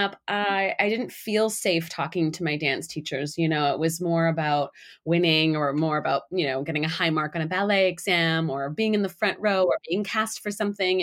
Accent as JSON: {"language": "English", "country": "Canada", "tie": "born or raised there", "said": "I grew up in Canada"}